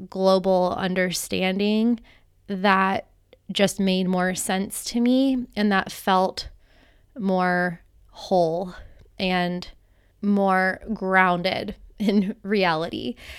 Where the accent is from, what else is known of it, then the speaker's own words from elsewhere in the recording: United States; moved away as an adult; also born or lived in Costa Rica; growing up in the United States